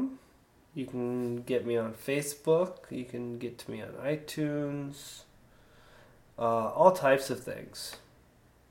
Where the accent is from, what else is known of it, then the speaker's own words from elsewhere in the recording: Sarasota, Florida, United States; I grew up in Sarasota